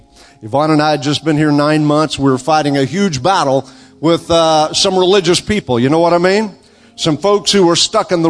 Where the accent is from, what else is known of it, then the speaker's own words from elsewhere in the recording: Oklahoma, United States; It's always good to have another Okie here with me.